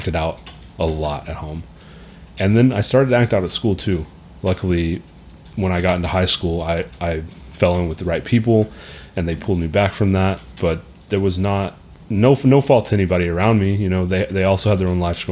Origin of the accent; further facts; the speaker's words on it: Hamilton, Texas, United States; I'm from Hamilton, Texas.